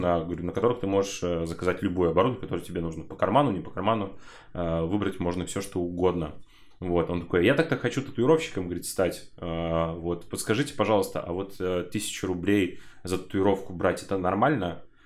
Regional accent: Buy, Kostroma Oblast, Russia; Я, короче, из Костромской области, э, с города Буя, сам родом

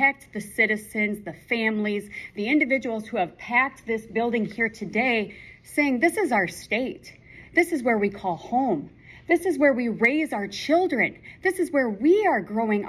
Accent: Mitchell, South Dakota, United States; columnist here in South Dakota. I'm from Mitchell

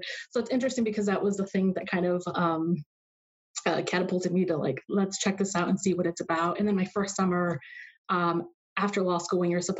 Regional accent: Mexico; now in Arizona, United States; Mexico. Yeah.

